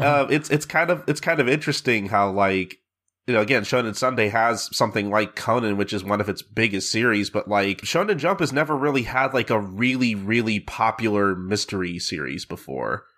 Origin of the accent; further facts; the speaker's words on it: United States; I'm an American